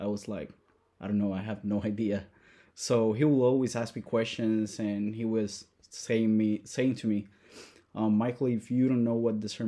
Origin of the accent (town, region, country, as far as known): Puerto Rico; born or raised there; moved away; also born or lived in Madison, Wisconsin